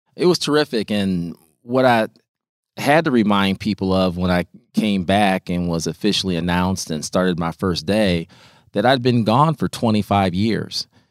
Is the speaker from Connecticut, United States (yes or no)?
no; Peoria, Illinois, United States; as somebody who was helped by other people as a youth growing up in Peoria.